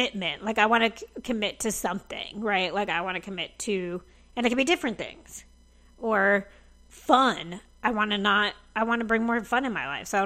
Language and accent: English; New Jersey, United States; moved away as an adult; I was back at home in New Jersey